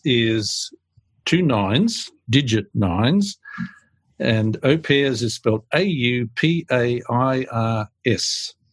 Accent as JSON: {"language": "English", "country": "Australia"}